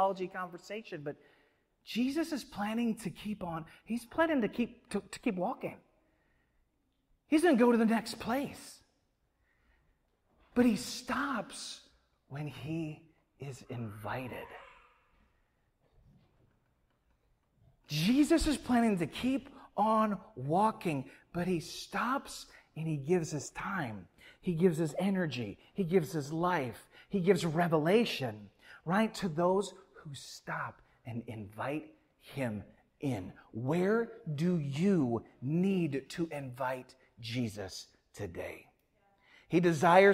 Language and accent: English; Midwest, United States; now in Atlanta, United States; I grew up in the Midwest.